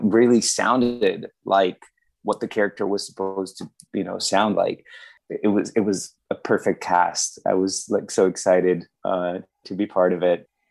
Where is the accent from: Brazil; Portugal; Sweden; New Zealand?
Brazil; also born or lived in Mexico; now in Vancouver, Canada; I am from Brazil, but I lived in um, Mexico for 13 years